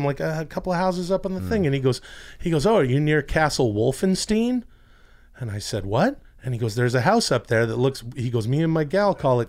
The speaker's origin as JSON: {"language": "English", "region": "British Columbia", "country": "Canada", "tie": "born or raised there", "moved": "yes", "lives_now": "United States", "said": "We're in the, you know, western Canadian suburbs there outside of Vancouver. Yeah. And in my hometown."}